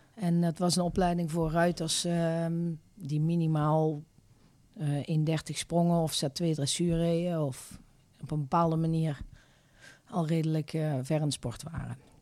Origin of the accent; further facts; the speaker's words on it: Eindhoven, North Brabant, Netherlands; Ik ben eh, geboren en getogen in eh, Eindhoven